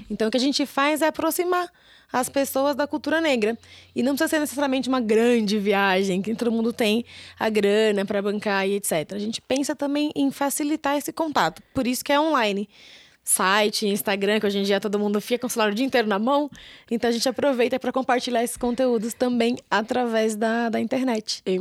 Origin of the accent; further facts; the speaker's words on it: São Paulo, Brazil; Eu sou de São Paulo, eu tenho um sotaque muito